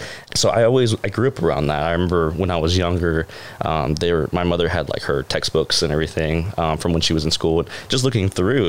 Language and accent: English; Indiana, United States; Well, I'm originally from Indiana. So I'm a ways away.